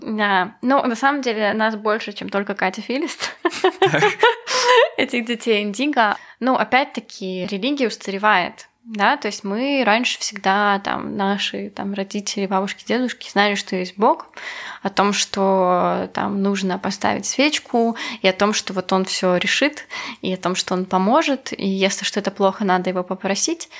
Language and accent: Russian; Belarus; была я из Беларуси